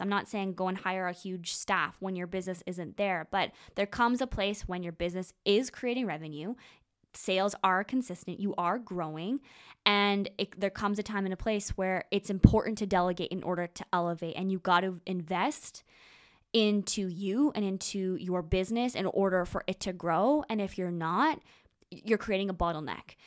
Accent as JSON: {"language": "English", "town": "Moose Jaw", "region": "Saskatchewan", "country": "Canada", "tie": "born or raised there", "moved": "yes", "said": "I spend a lot of time in a, in a small town called Moose Jaw, Saskatchewan"}